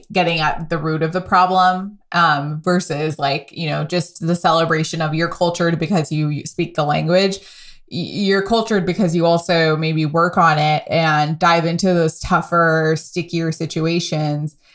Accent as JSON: {"language": "English", "country": "United States", "accent": "American", "said": "because of my accent being a little more American, like it's detectable to anyone locally."}